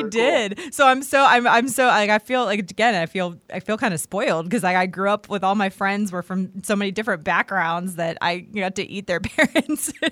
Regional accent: Washington, D.C. area, United States; I grew up, so I grew up right outside of Washington, D.C.

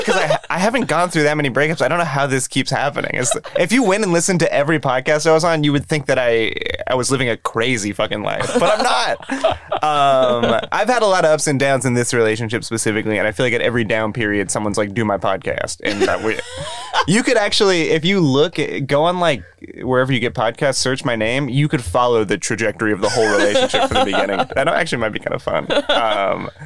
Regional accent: Huntington Beach, California, United States; also born or lived in Santa Ana, California; I'm from Southern California. I'm from like Huntington Beach area

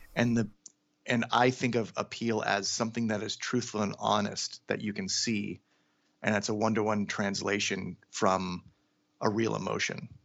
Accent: Seattle, Washington, United States; now in Los Angeles, United States; I'm from Seattle, Washington

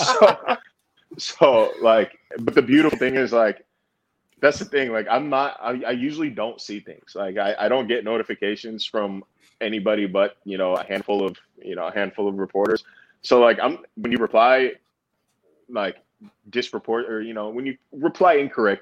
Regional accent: California, United States; moved away as an adult; also born or lived in Arizona / Texas; now in Buffalo, United States; I'm not just from California, man. I lived in California for 18 years. I lived in Arizona for 6 years. I lived in Texas for a year.

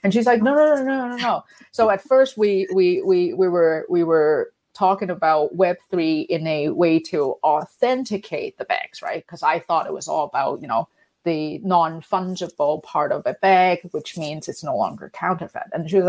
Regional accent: Vancouver, British Columbia, Canada; also born or lived in London; because I came back from London to Vancouver, and Vancouver is not known for our fashion.

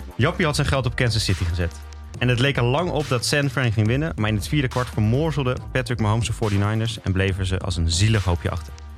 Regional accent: Amersfoort, Utrecht, Netherlands; ik uit Amersfoort kwam

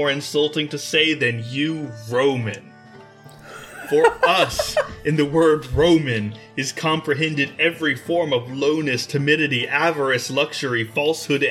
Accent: Maryland, United States; I grew up in Maryland

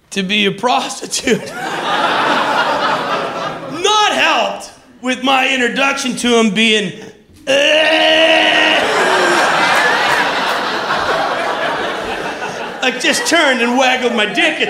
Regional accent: Vancouver, British Columbia, Canada; moved away as an adult; also born or lived in Montreal, Canada; I moved from Vancouver, Canada, to Montreal, Canada

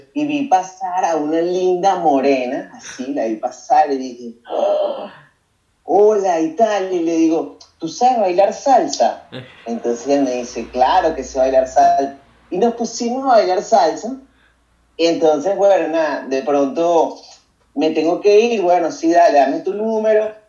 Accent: Caracas, Capital District, Venezuela; moved away as an adult; also born or lived in Paracotos, Miranda; Yo soy de los, de los Palos Grandes, vivo en, en Caracas, en los Palos Grandes, ahí me crié mitad compartido con Paracotos del estado Miranda

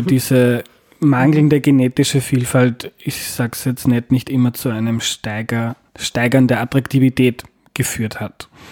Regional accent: Austria; als Österreicher

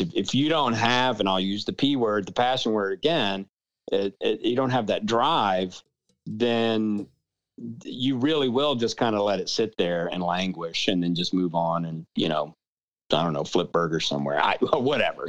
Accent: New Orleans, Louisiana, United States; now in Austin, United States; I, I grew up in New Orleans

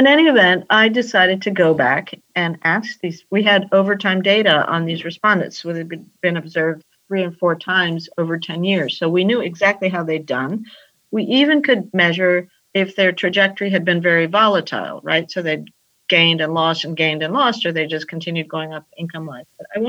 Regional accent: Peru; also born or lived in United States; I'm from Peru, as I think I mentioned to you. Mm-hmm. Grew up between the United States and Peru

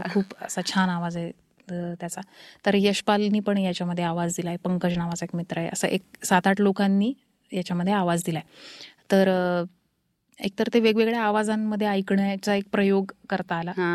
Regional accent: Paithan, Maharashtra, India; moved away; also born or lived in Aurangabad / Pune; मी मूळची पैठणची आहे आणि शिक्षणामुळे औरंगाबाद आणि पुणे असं आम्ही राहत आलो

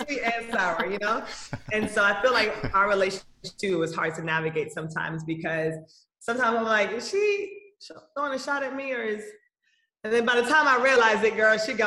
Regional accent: Kingston, Jamaica; now in Atlanta, United States; we went to Kingston, and so I'm from Kingston

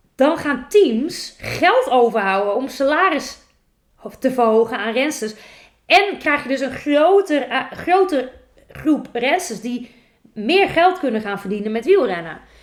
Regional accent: Netherlands; wij als Nederlanders

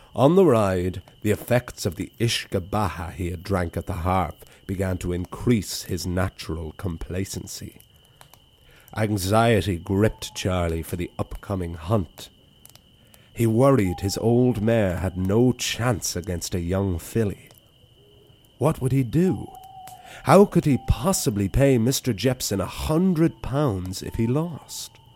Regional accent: Wicklow, Leinster, Ireland; the Wicklow Library, my hometown

